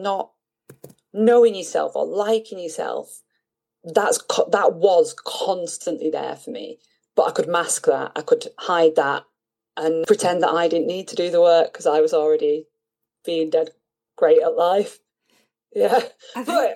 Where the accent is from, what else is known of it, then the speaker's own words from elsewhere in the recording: Manchester, North West England, United Kingdom; moved away as an adult; also born or lived in Bristol / London / France / Austria; now in Italy; my childhood home in North Manchester, and it's home